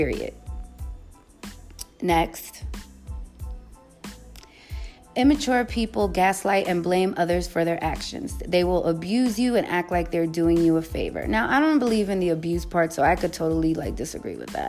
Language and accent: English; New York City, New York, United States; I'm from the Bronx.